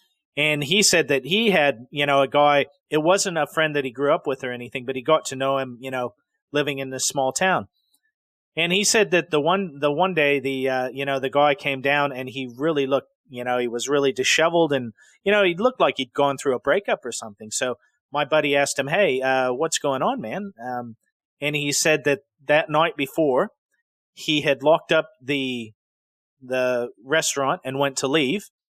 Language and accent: English; Decatur, Illinois, United States; So the city of Decatur, when I was growing up in Illinois, you know, was a decent-sized city.